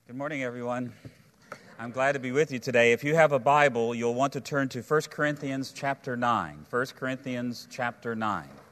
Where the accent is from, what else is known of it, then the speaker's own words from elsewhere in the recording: United States; as American people